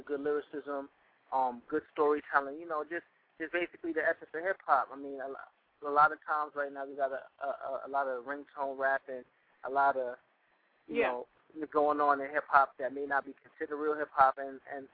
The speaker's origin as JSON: {"language": "English", "town": "New York City", "region": "New York", "country": "United States", "moved": "yes", "lives_now": "Virginia, United States", "said": "I'm a rapper from Brooklyn, New York, currently residing in Virginia"}